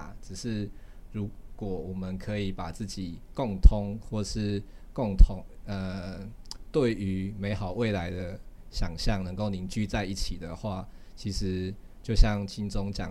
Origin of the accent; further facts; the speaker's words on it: Taiwan; 或者说我作为一个台湾人，我我向外国人去表达，我希望台湾是一个呃未来会是一个独立的国家这样子